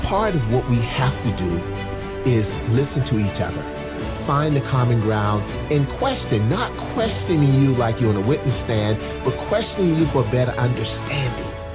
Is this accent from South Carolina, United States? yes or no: yes; Charleston, South Carolina, United States; born or raised there